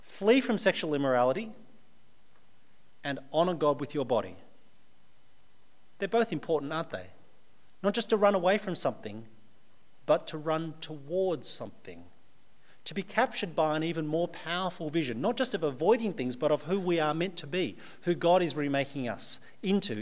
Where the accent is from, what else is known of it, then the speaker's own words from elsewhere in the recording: Australia; But I'm also very Australian. I was born in Australia. I've lived all my life in Australia